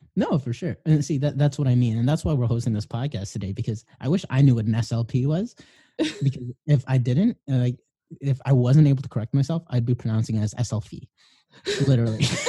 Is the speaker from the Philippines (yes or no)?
yes; Philippines; I'm Filipino